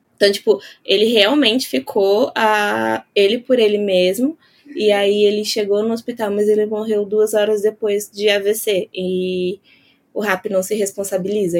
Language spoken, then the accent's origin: Portuguese; São Paulo, Brazil; eu sou de São Paulo